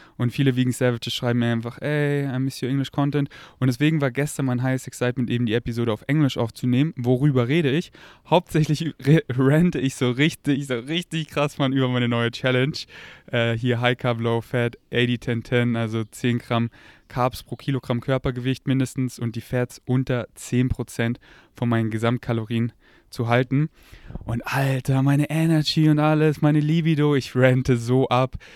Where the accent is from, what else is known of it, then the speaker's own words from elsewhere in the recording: Germany; accent: German; first language German; ich habe einen relativ starken deutschen Akzent